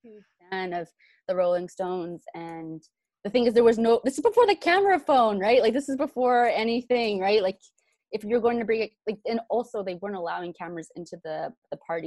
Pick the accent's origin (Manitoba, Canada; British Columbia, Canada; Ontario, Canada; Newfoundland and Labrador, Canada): British Columbia, Canada; Vancouver; I grew up in Van City in East